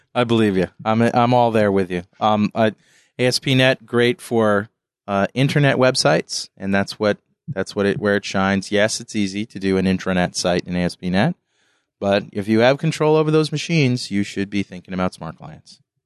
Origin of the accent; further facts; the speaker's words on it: New London, Connecticut, United States; I'm from New London